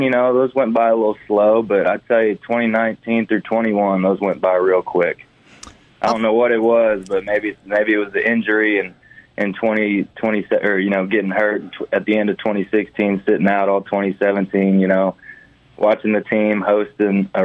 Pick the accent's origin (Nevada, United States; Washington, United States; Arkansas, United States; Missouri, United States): Arkansas, United States; Fayetteville; moved away as an adult; also born or lived in Hattiesburg, Mississippi; growing up in Fayetteville, you know, every kid's dream to, you know, go be a Razorback.